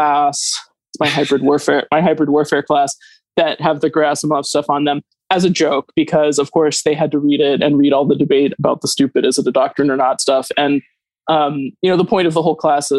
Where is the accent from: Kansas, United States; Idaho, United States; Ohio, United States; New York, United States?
Idaho, United States; when I was little, I grew up in Idaho as a not wealthy kid